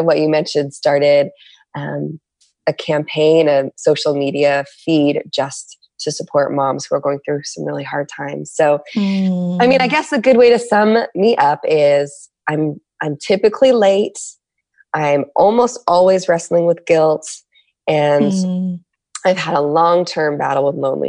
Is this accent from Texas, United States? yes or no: no; San Diego, California, United States; I'm from San Diego.